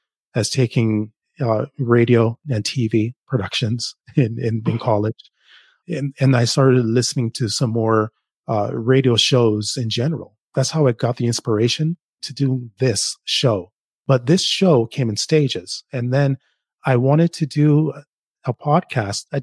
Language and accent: English; Toronto, Ontario, Canada; also born or lived in Jamaica; now in Ottawa, Canada; I live in Ottawa, but I grew up in Toronto. Originally, I'm from Jamaica. I grew up in Toronto